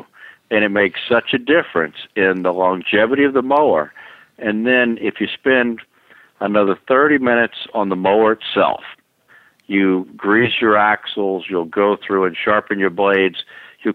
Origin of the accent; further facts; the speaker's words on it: Florida, United States; also born or lived in Allentown, Pennsylvania; now in Raleigh, United States; I'm from Florida. I grew up down in Florida